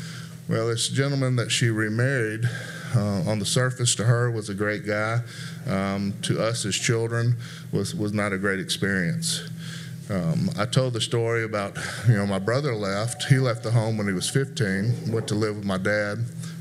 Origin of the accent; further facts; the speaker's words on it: Memphis, Tennessee, United States; born there; But I was born in Memphis, Tennessee.